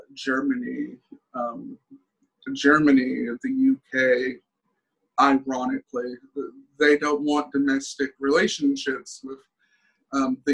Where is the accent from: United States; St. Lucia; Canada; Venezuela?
Venezuela; moved away; my homeland, Venezuela